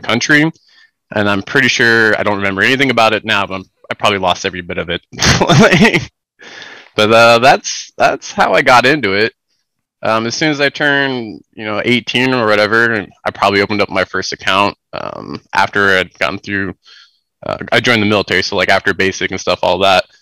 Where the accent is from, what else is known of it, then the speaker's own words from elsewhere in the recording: United States; I'm from the United States. I'm on the West Coast